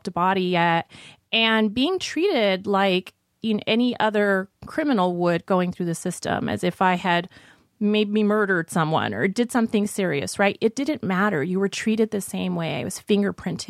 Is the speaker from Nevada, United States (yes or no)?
yes; Las Vegas, Nevada, United States; also born or lived in Glendale, California; now in Los Angeles, United States; I grew up in Las Vegas